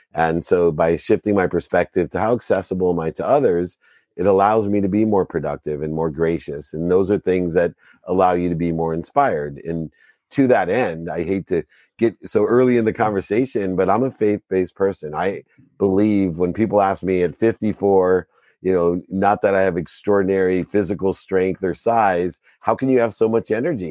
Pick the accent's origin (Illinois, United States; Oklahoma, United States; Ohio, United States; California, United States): Ohio, United States; Akron; I was born in Akron, Ohio